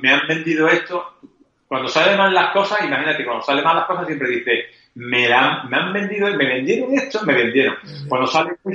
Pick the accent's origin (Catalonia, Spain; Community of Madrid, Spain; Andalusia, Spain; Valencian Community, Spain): Andalusia, Spain; Eh, parece que no, andaluces, ¿eh? Somos andaluces eh, y sin embargo estamos posicionados en los primeros lugares del mundo.